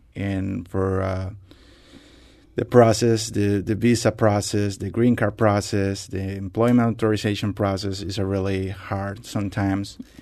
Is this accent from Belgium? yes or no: no; Costa Rica; moved away as an adult; now in United States; I'm from Costa Rica